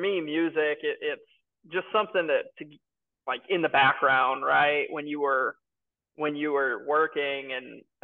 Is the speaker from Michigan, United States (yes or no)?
no; Connecticut, United States; I'm truly from Connecticut